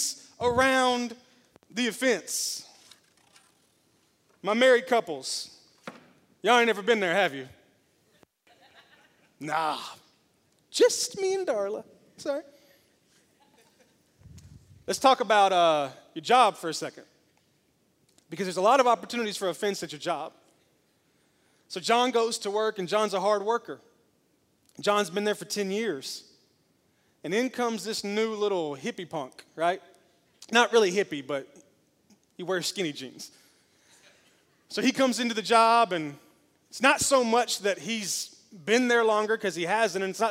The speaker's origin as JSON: {"language": "English", "town": "Memphis", "region": "Tennessee", "country": "United States", "moved": "yes", "lives_now": "Smyrna, United States", "said": "I may live in Smyrna, but I'm from Memphis"}